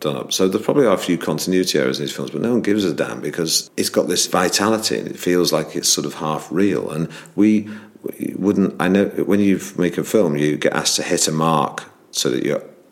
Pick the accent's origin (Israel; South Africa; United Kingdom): United Kingdom; Manchester, North West England; I grew up in Manchester